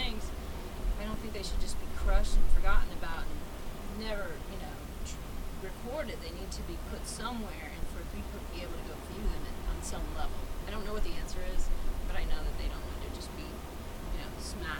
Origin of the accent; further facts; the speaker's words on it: the South, United States; I'm from the South. I'm sure I have relatives that are, you know, that were Confederate in the Confederacy.